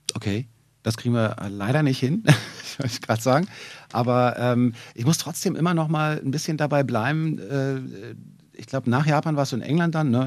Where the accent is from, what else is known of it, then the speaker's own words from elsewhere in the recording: Berlin, Germany; ich bin im Wedding geboren und dann aber in Wilmersdorf aufgewachsen